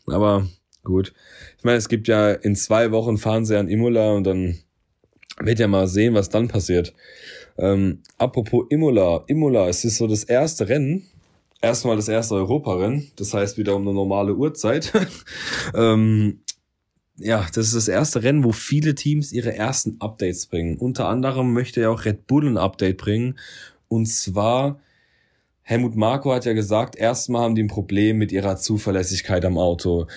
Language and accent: German; Germany; Ich bin Deutscher